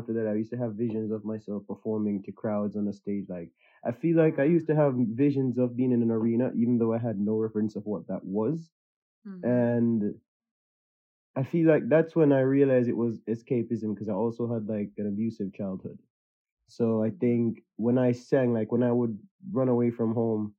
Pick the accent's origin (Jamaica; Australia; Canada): Jamaica; moved away as an adult; now in United Kingdom; I grew up in Jamaica, so like my mom, and we lived in like a small village.